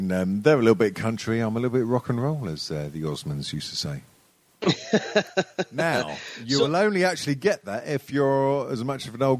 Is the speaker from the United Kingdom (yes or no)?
yes; England, United Kingdom; I'm English.